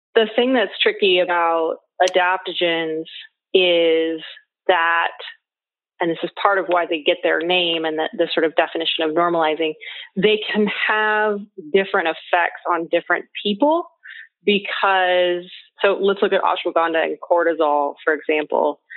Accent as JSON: {"language": "English", "region": "Pacific Northwest", "country": "United States", "tie": "born or raised there", "said": "I grew up in the Pacific Northwest on a farm"}